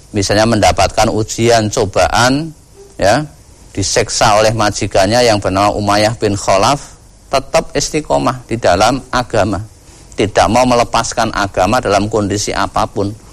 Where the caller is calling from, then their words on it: Kalimantan, Indonesia; di Kalimantan, Ustaz